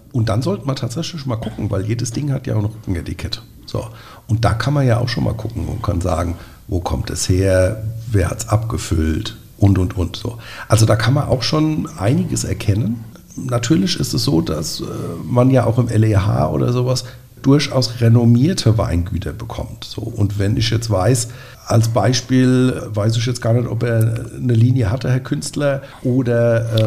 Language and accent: German; Nierstein, Rhineland-Palatinate, Germany; Wir sind ja beide aus Nierstein